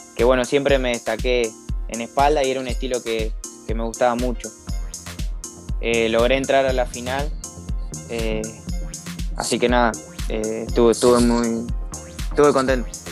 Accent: Campana, Buenos Aires Province, Argentina; yo soy de Campana, provincia de Buenos Aires, más o menos unos 90 kilómetros de, la capital

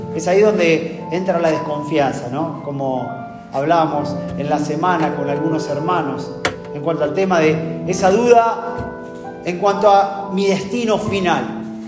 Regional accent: Argentina; como argentino

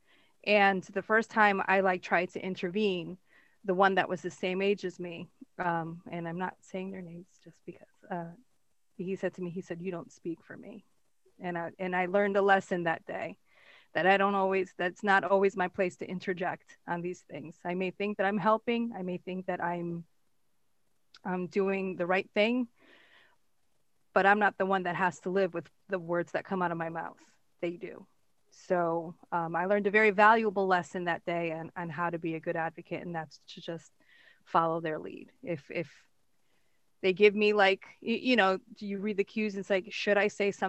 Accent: Connecticut, United States; I grew up in a very multicultural area of Connecticut.

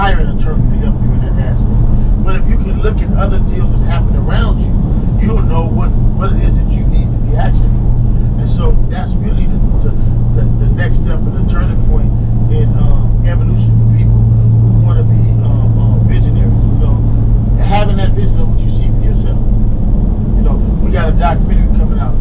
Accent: Los Angeles, California, United States; we're from Crenshaw.

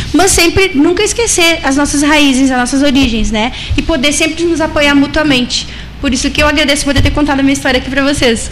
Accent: Uruguay; moved away; also born or lived in Ibagué, Colombia / Brazil; eu sou brasileira, mas eu sou nascida no Uruguai e também a minha família no Uruguai

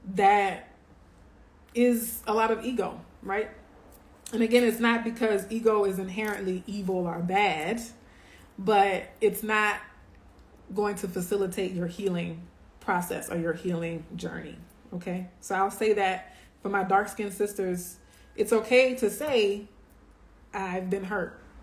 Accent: Louisiana, United States; moved away; We're originally from Louisiana

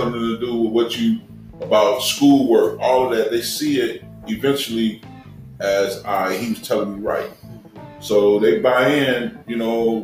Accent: Chicago, Illinois, United States; I grew up in the Chicago public schools

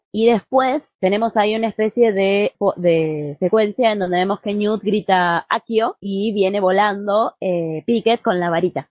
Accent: Argentina; en mi país, en Argentina

